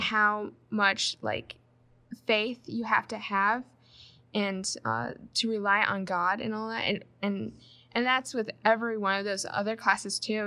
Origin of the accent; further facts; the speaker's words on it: Michigan, United States; I'm from Michigan, uh, Grand Rapids congregation I attend